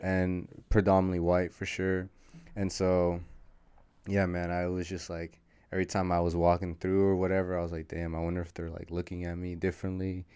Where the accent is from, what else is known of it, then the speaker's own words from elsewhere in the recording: San Rafael, California, United States; also born or lived in Berkeley, California; I was born in Berkeley, California, shout out Berkeley. It's the hometown, or that's the birth town, but I was raised most, most of my life in San Rafael, California, so Marin County